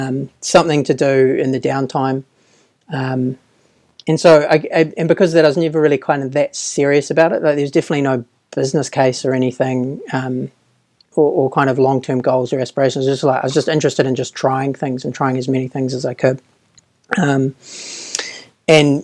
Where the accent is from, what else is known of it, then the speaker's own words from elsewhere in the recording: Auckland, New Zealand; also born or lived in Dunedin, New Zealand / Sydney, Australia / United Kingdom; I grew up in Auckland